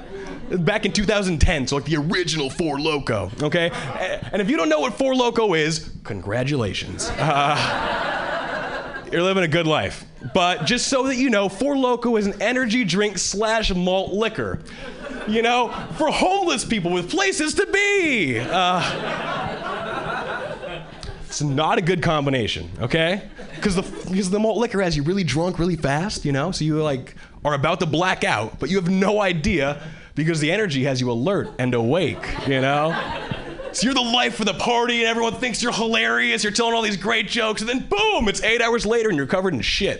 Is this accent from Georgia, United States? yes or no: no; Hawaii, United States; moved away as an adult; now in Boston, United States; I was born and raised in Hawaii, and 3 years ago, I moved to Boston